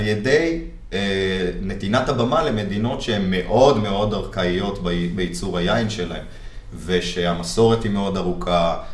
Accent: Jerusalem, Jerusalem District, Israel; ואני גדלתי במטבח של סבתא שלי בירושלים

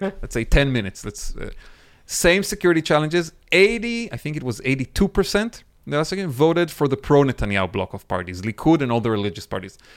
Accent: Northern District, Israel; now in Nahal Oz, Israel; I grew up as a child in northern Israel, on the border with Lebanon.

